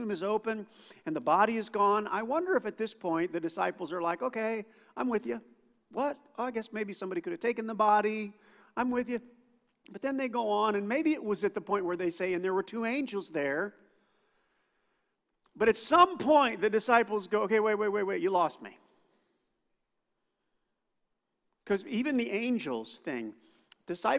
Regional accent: United States; I grew up thinking I was a Christian because I was an American.

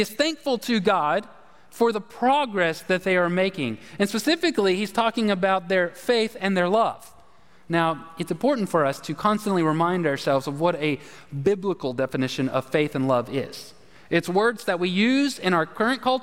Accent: the South, United States; we're from the South

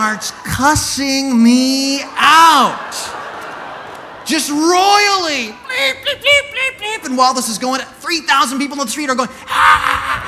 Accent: Santa Cruz, California, United States; accent: American; I'm from Santa Cruz

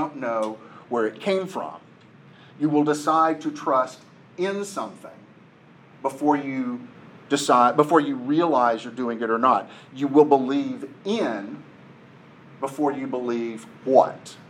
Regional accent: Nashville, Tennessee, United States; I live in Nashville, mostly because I was born in Nashville. My family lives in Nashville.

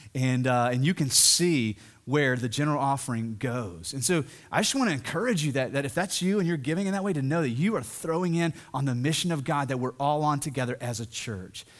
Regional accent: the South, United States; I'm from the South, I'm from this area, and even here in the Bible Belt

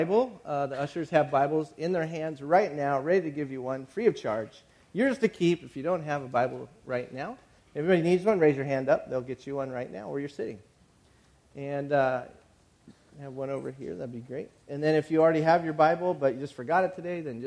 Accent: San Bernardino County, Southern California, United States; moved away as an adult; now in San Luis Obispo, United States; I was from San Bernardino County

